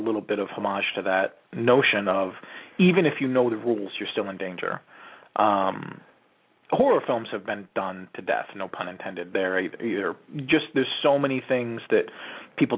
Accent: New England, United States; I grew up in New England. And growing up in New England, I've been around trees and rocks and sticks my entire life

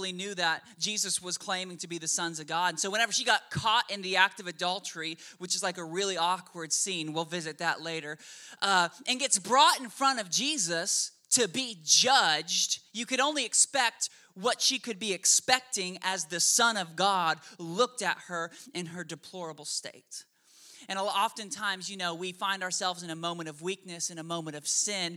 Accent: Oklahoma, United States; also born or lived in Washington State; now in Shreveport, United States; I was born in Washington State, and when I was 6 months old, for whatever reason, my parents moved me and our whole family to the godless land of Oklahoma.

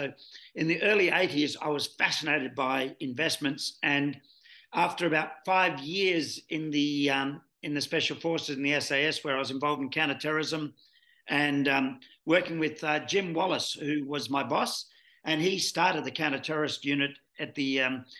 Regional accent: Sydney, New South Wales, Australia; now in Melbourne, Australia; born and bred in Sydney. My friends in Melbourne here say that explains a lot.

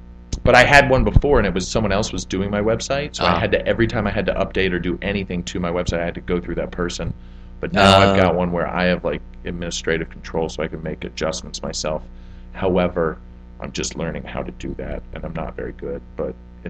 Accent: Atlanta, Georgia, United States; born there; I was born in Atlanta, Georgia.

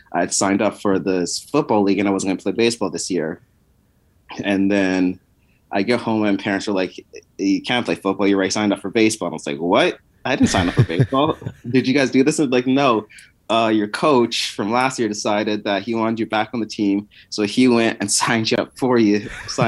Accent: Winnipeg, Manitoba, Canada; growing up in Winnipeg, as much as you can in the freezing tundra of Canada

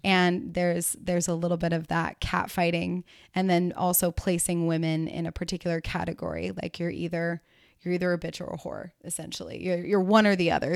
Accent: the South, United States; moved away as an adult; also born or lived in California; in the South, where I grew up

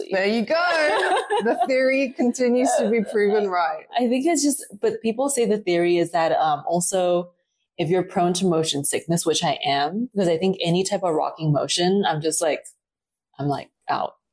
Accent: Taipei, Taiwan; also born or lived in Dominican Republic / New Zealand / Australia; Yes, I would say equal parts um, Taiwan, New Zealand, Australia. Um, the timeline goes that, I was born in Taiwan, Taipei, Taiwan. I was there until five. Um, took a stint and my parents moved to Dominican Republic for three years.

